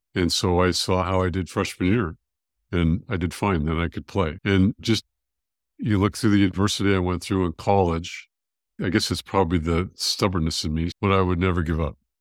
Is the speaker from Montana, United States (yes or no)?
no; California, United States; now in Georgia, United States; I grew up in California